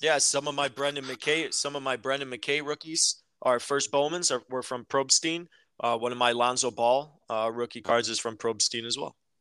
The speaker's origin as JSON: {"language": "English", "town": "Chicago", "region": "Illinois", "country": "United States", "said": "we're from Chicago"}